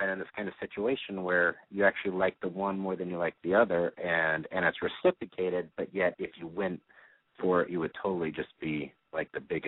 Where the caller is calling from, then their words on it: Phoenix, Arizona, United States; Phoenix, 31.